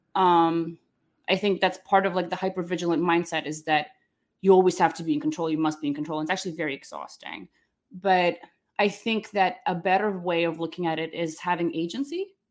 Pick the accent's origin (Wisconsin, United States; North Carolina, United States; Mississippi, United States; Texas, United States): North Carolina, United States; Charlotte; also born or lived in Ukraine / Russia; I, uh, was born in Ukraine, and I grew up in Charlotte, North Carolina, but before, uh, we moved there, when I was a little girl